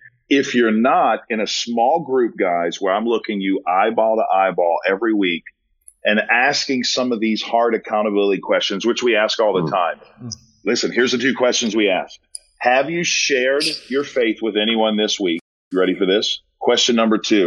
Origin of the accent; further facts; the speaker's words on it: New Orleans, Louisiana, United States; I'm from New Orleans